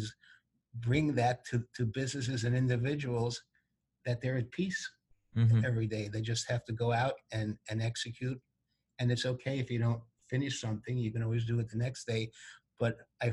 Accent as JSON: {"language": "English", "town": "New York City", "region": "New York", "country": "United States", "tie": "born or raised there", "said": "I grew up in New York City"}